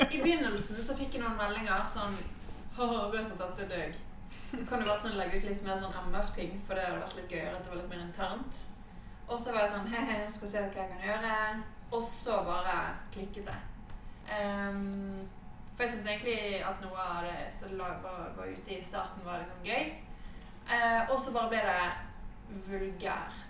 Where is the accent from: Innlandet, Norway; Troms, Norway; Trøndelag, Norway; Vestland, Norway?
Vestland, Norway; Bergen; Jeg er fra Bergen